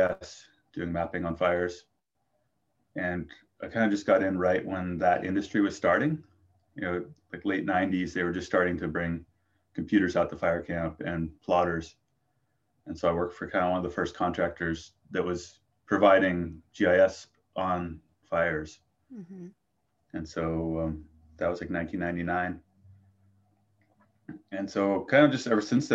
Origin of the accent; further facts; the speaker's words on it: Lassen County, Northeastern California, United States; I grew up in Lassen County in Northeastern California.